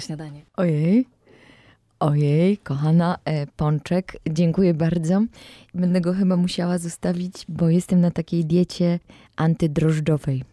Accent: Mysłowice, Silesian Voivodeship, Poland; also born or lived in Katowice; urodziłam się w Katowicach, y, a rzeczywiście wychowałam się na przedmieściach Mysłowic

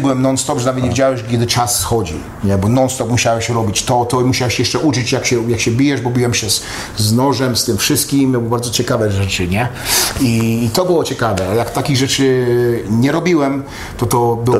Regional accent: Katowice, Silesian Voivodeship, Poland; moved away; also born or lived in Dąbrowa Górnicza / Los Angeles; a Katowice to jest tam, gdzie mieszkałem, w Stolowej Woli, a w, a w Górniczej chodziłem do szkoły, nie, tata pracował w Hucie Katowice

